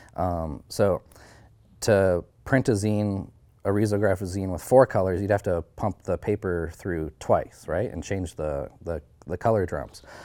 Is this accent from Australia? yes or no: no; Haines Junction, Yukon, Canada; my hometown, uh, you could learn Southern Shoshone, um, starting kindergarten.